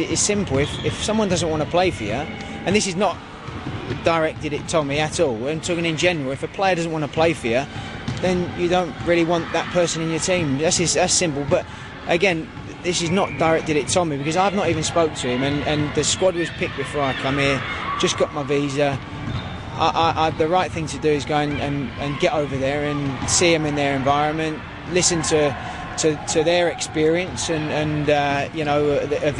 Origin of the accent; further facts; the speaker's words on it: United Kingdom; moved away as an adult; also born or lived in Bahrain; being British